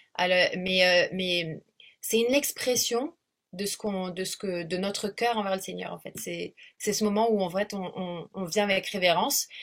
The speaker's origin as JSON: {"language": "French", "region": "south of France", "country": "France", "also_born_or_lived": "South Africa", "moved": "as an adult", "lives_now": "Réunion, France", "said": "je suis donc du sud de la France à l'origine. Ça fait à peu près 16 ans que j'habite ici"}